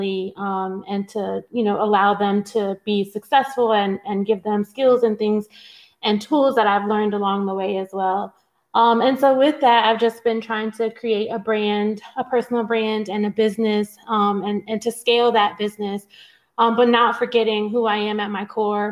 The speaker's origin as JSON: {"language": "English", "town": "Newport News", "region": "Virginia", "country": "United States", "tie": "born or raised there", "said": "I come from Newport News, Virginia. I grew up in public housing."}